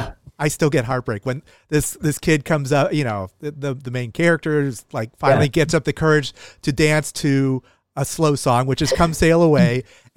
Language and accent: English; United States; as an American